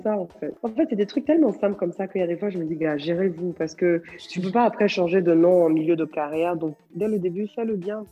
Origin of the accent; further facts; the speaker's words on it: Côte d’Ivoire; chez nous en Côte d'Ivoire